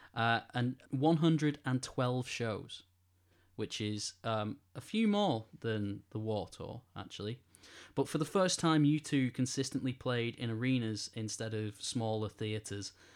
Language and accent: English; Greater Manchester, North West England, United Kingdom; I feel really proud to be from Greater Manchester, at least. I know, uh, maybe people who live in Manchester will say I'm not really from Manchester